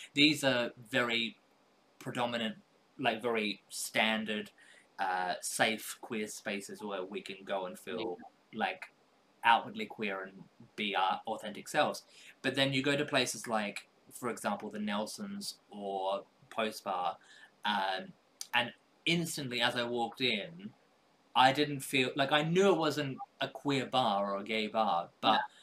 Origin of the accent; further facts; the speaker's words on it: Australia; I was born in Australia